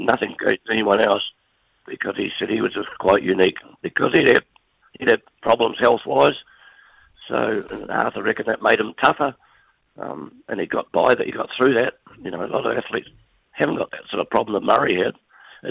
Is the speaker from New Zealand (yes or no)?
yes; New Zealand; being a Kiwi